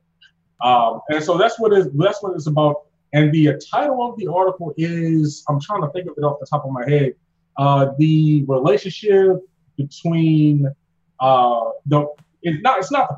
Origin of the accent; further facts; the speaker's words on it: Baltimore, Maryland, United States; now in North Carolina, United States; I'm from Baltimore, like originally. I don't know if people hear it in my accent. I've been down here in Dagwood, North Carolina for so long.